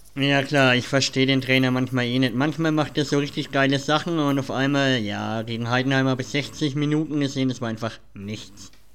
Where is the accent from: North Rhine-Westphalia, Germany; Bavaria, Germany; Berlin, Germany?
Bavaria, Germany; Nuremberg; sind wir Nürnberger